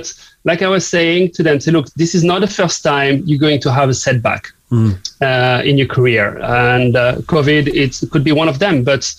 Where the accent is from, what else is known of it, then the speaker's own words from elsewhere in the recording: southern France, France; English is a second language; now in Cork, Ireland; as you may guess from my accent, I'm not from here, from Cork. I'm from the south of France